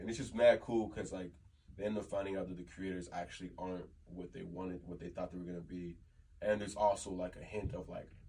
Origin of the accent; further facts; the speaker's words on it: Texas, United States; Especially as somebody from the South, like I'm from Texas